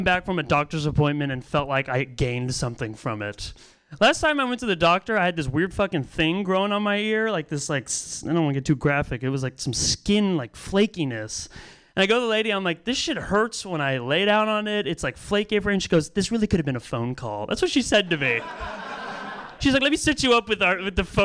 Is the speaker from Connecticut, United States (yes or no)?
no; Pacifica, California, United States; I grew up in Pacifica, California